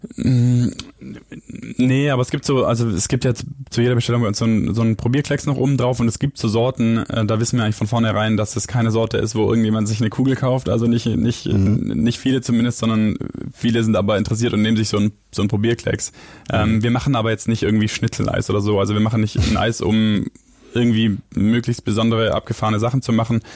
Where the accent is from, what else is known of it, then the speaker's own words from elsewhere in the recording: Biberach, Baden-Württemberg, Germany; now in Hamburg, Germany; Ich bin ja Schwabe